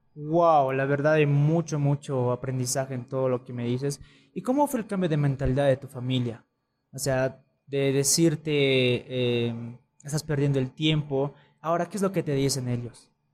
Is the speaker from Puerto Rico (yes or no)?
no; Bolivia; nosotros como bolivianos